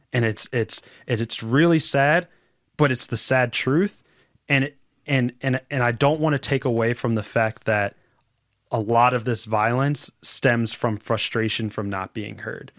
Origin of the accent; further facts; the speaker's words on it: Philadelphia, Pennsylvania, United States; I'm from Roxborough